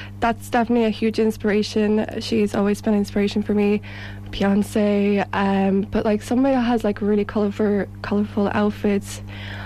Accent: Dublin, Leinster, Ireland; I'm from Dublin, Ireland

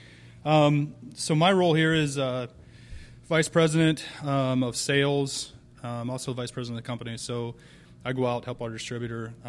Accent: Ohio, United States; now in Fort Myers, United States; I grew up in Ohio

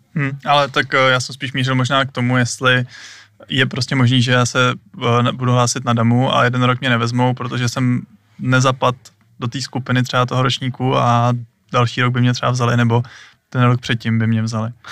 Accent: Hradec Králové, Hradec Králové Region, Czechia; my všichni tři jsme z Hradce

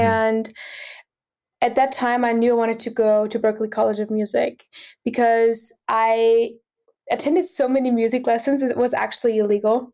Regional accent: Austria; now in Boston, United States; I'm originally from Austria

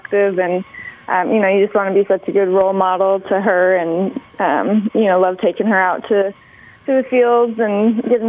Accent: Phoenix, Arizona, United States; I grew up in Phoenix, Arizona

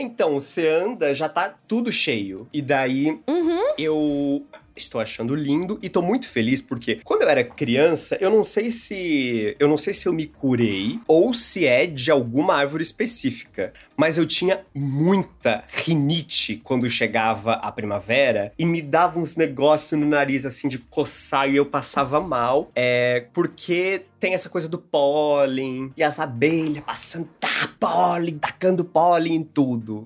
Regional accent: Brazil; moved away; lá em Sara, minha cidade natal

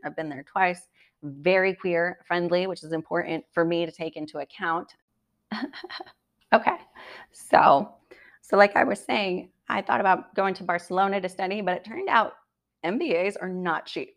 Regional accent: United States; As an American

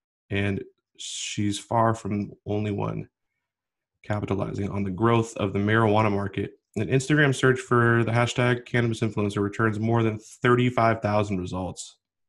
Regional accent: Washington, United States; He's actually from my home state, Washington

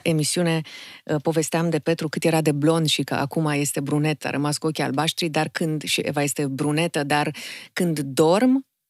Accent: Bucharest, Romania; Sunt bucureșteancă jet pe jet, din mamă bucureșteancă, tată moldovean

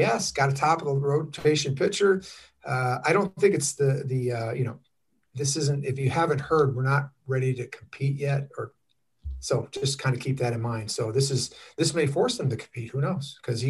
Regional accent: Chicago, Illinois, United States; And, you know, I grew up in the Midwest, so it's a little bit of a kind of a non-event for me.

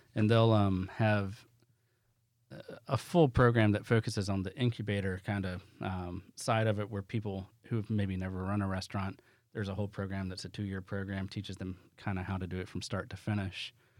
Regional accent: the South, United States; I'm from the South

